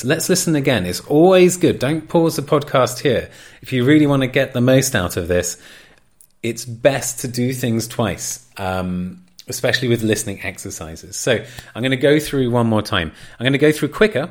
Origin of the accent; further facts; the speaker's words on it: England, United Kingdom; accent: regional English; moved away as an adult; my posh accent sort of slipped and I went back into my more regional accent, how I usually talk to friends when I'm back in England